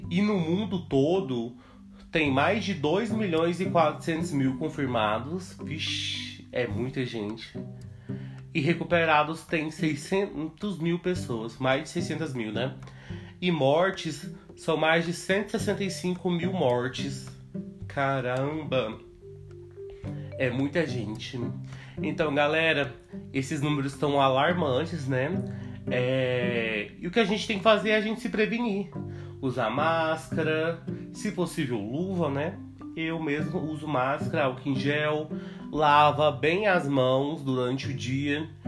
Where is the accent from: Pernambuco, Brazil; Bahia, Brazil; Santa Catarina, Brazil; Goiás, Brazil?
Goiás, Brazil; Goiânia; tenho 21 anos, sou de Goiânia